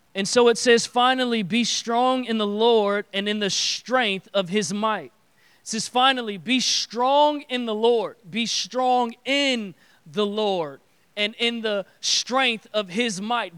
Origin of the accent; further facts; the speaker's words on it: Detroit, Michigan, United States; I grew up in Detroit